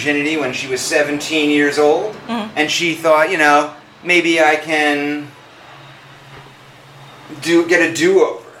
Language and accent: English; Philadelphia, Pennsylvania, United States; Philadelphia comes in at number four, my hometown